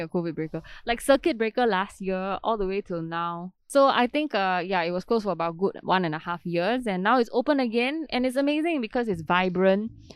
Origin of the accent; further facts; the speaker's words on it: Singapore; we are from Singapore